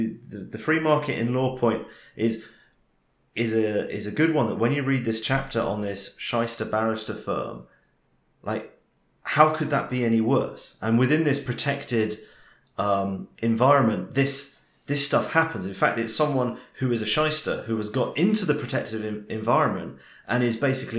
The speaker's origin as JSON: {"language": "English", "country": "United Kingdom", "said": "it's partly, okay, being British, it's partly a class thing"}